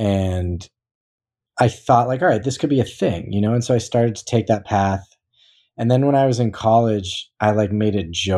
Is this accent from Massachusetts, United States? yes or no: yes; Newton, Massachusetts, United States; I grew up kind of in the East Coast of Newton, Massachusetts with a lot of people are from Newton that you wouldn't expect